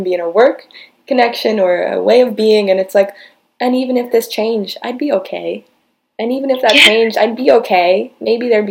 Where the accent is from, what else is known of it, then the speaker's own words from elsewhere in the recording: United States; growing up in America